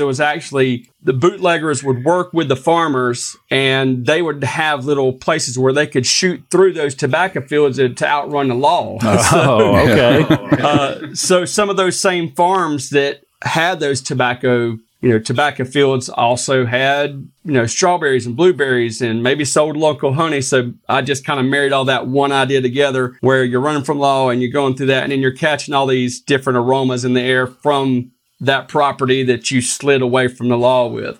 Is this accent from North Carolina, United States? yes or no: yes; North Carolina, United States; something from North Carolina, my hometown